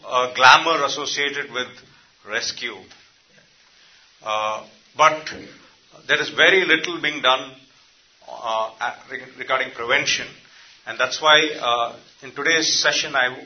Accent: India; I come from India

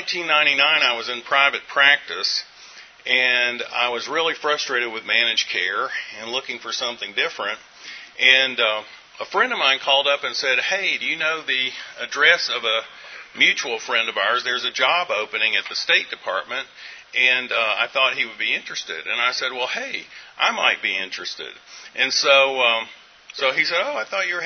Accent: Western North Carolina, United States; moved away; I'm from Western North Carolina

